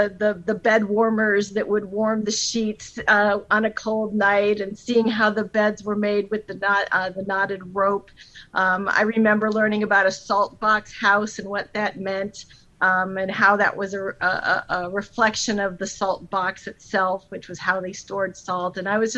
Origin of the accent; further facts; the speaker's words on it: Northeast Ohio, United States; I grew up in Northeast Ohio, and it's somewhere in Ohio.